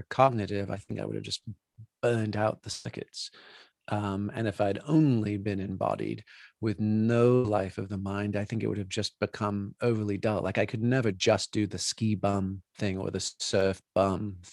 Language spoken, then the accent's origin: English; New Forest, South East England, United Kingdom; moved away; also born or lived in Colorado; growing up in the New Forest, growing up within sight of Stonehenge, Salisbury Cathedral, you know, where we went to school